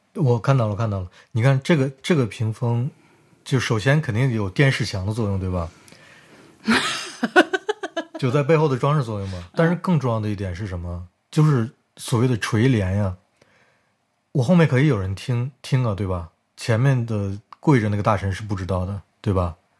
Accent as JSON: {"language": "Chinese", "town": "Harbin", "region": "Heilongjiang", "country": "China", "tie": "born or raised there", "moved": "yes", "lives_now": "Germany", "said": "你说我对家乡不热爱，我是热爱的呀。就是我，我，我从小到大觉得哈尔滨是个特别特殊的城市"}